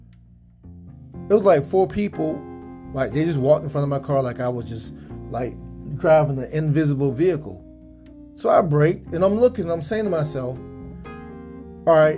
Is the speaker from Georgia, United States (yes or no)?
yes; South Georgia, United States; I'm from South Georgia, we had hurricanes